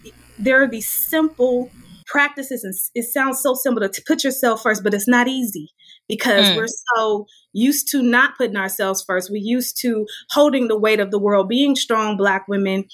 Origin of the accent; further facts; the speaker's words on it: Oakland, California, United States; also born or lived in Berkeley, California; Oakland native. So yeah, I grew up in West Oakland